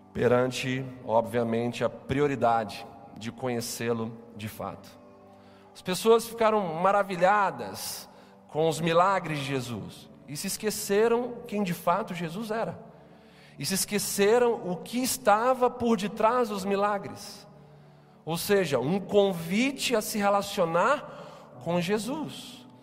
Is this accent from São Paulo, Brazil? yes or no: no; Capixabas, Espírito Santo, Brazil; enquanto capixabas enquanto cidadãos dessa cidade